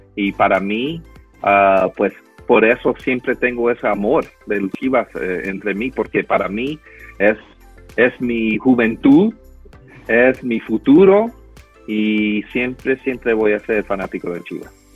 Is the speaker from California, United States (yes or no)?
yes; San Jose, California, United States; also born or lived in Guadalajara, Mexico / Los Angeles; me, me, fui a, San José, y ahí realmente es donde viví casi toda mi familia, toda mi vida